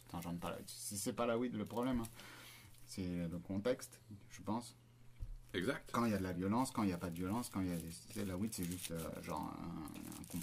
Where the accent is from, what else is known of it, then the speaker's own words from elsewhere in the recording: France; moved away as an adult; also born or lived in Australia; moi j'ai quitté la France en 2015, et j'avais déjà sentiment, enfin j'avais sentiment de peur et tout, et j'y suis retourné en 2018.